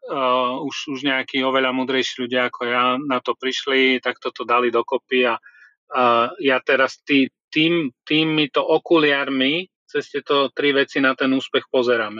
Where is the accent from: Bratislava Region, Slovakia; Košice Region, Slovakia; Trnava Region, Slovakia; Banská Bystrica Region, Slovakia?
Košice Region, Slovakia; Trebišov; also born or lived in Budapest, Hungary; now in Prague, Czech Republic; Ja som sa narodil v Trebišove